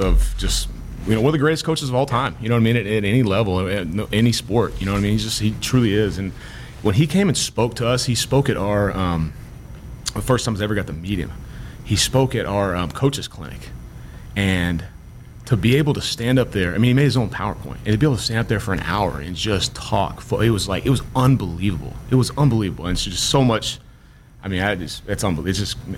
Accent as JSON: {"language": "English", "town": "Dallas", "region": "Texas", "country": "United States", "tie": "born or raised there", "moved": "as an adult", "lives_now": "Lincoln, United States", "said": "growing up in Dallas, Texas"}